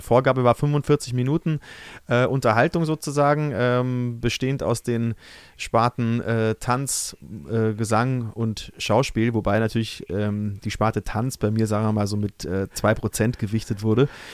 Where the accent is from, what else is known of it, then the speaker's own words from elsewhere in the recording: Brunn, Bavaria, Germany; moved away as an adult; also born or lived in Cologne / Munich; now in Berlin, Germany; daheim da, wo ich äh, aufgewachsen bin, in Brunn